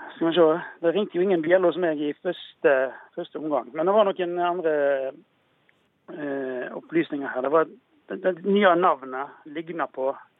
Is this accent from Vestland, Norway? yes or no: yes; Fitjar, Vestland, Norway; now in Bergen, Norway; Jeg kommer fra Dåfjorden på Fitjar, ei perle på vestsida